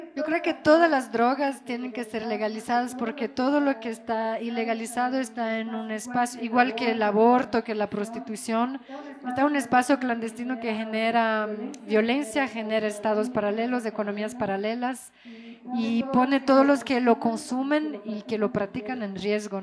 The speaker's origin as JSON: {"language": "Spanish", "region": "Rio de Janeiro", "country": "Brazil", "tie": "born or raised there", "also_born_or_lived": "France", "moved": "yes", "lives_now": "Ecuador", "said": "yo crecí en Río de Janeiro"}